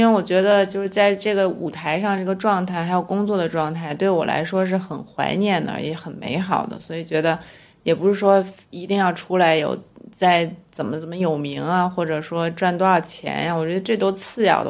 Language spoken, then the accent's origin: Chinese; Beijing, China; 我们北京人特质比较懒